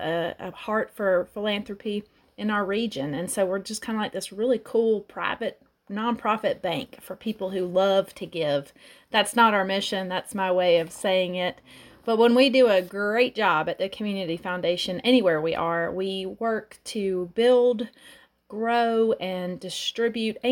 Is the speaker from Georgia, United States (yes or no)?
yes; Atlanta, Georgia, United States; moved away as an adult; now in Athens, United States; I grew up in Atlanta, Georgia, started my college career at Georgia State